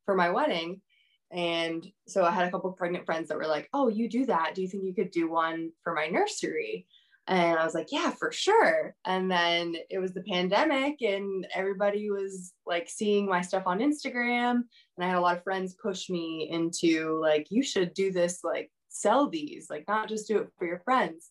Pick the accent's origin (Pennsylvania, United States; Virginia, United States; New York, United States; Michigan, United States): Virginia, United States; Northern; also born or lived in Wilmington, North Carolina; now in Raleigh, United States; I'm local to Raleigh now, but I'm originally from Northern Virginia.